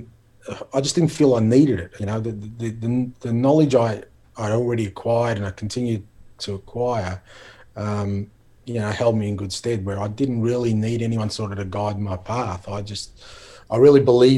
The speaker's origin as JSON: {"language": "English", "town": "Melbourne", "region": "Victoria", "country": "Australia", "tie": "born or raised there", "said": "growing up in Australia, particularly growing up in Melbourne"}